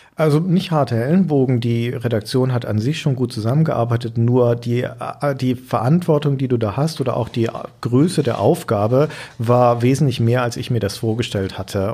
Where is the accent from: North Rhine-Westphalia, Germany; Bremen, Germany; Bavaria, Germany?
Bavaria, Germany; Nuremberg; moved away as an adult; now in Hamburg, Germany; da ist meine Heimatstadt